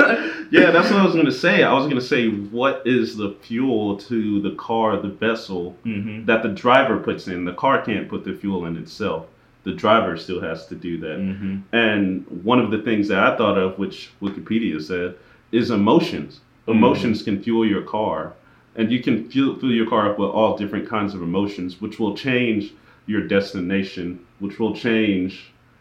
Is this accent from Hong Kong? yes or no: no; Philippines; So being Filipino, you get the...